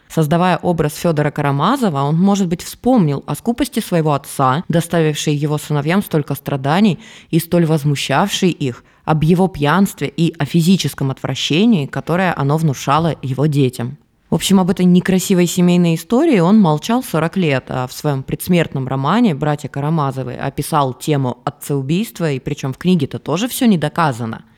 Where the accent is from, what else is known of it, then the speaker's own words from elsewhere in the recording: Krasnodar Krai, Russia; Я же с Кубани, там никому не надо рассказывать, что такое мазанка, у нас их там много, ничего особенного